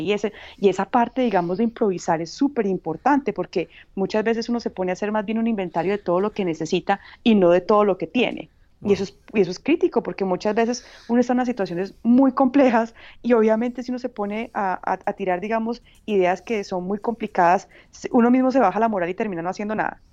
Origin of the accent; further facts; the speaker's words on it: Paisa, Antioquia, Colombia; moved away as an adult; now in Uganda; como buena paisa y hija de papá caficultor